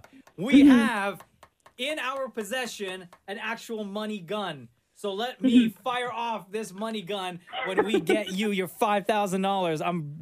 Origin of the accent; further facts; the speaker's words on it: Scarborough, Ontario, Canada; Big up Scarborough, my hometown.